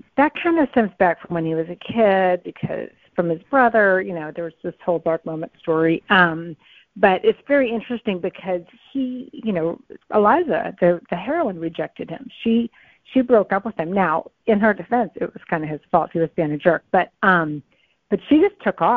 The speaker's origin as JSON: {"language": "English", "region": "New England", "country": "United States", "said": "I'm from New England"}